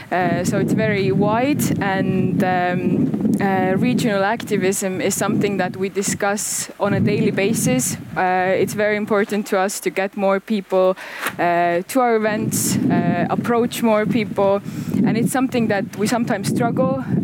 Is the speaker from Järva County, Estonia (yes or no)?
yes; Paide, Järva County, Estonia; I'm, I am actually from Paide, and uh, I returned. I was away for uh, like about ten years, uh, and I returned to Paide to work here as a cultural manager.